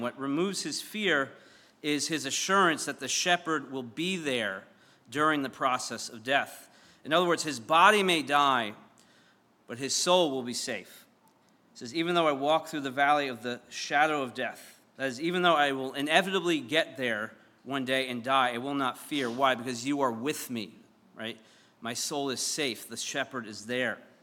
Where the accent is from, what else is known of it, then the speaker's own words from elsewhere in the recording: Syosset, New York, United States; I'm from Syosset, and the, the town next to us is called Mutton Town